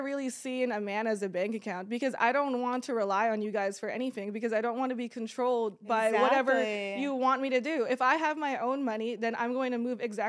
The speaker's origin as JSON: {"language": "English", "country": "Kuwait", "tie": "born or raised there", "said": "I was born in Kuwait."}